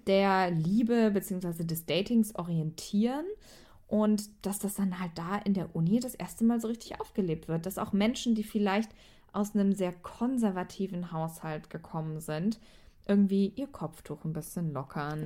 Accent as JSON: {"language": "German", "country": "Germany", "said": "bei uns in Deutschland"}